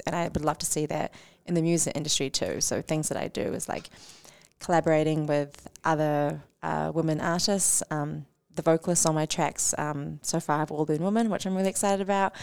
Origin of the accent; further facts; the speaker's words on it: New Zealand; as Kiwi-, Kiwis